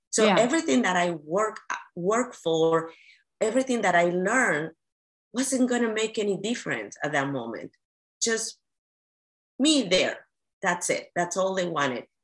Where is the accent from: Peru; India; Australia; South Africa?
Peru; now in United States; I come from Peru